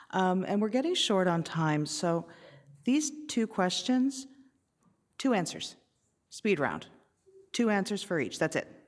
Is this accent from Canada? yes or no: yes; Canada; okay, I'm Canadian, it's cold out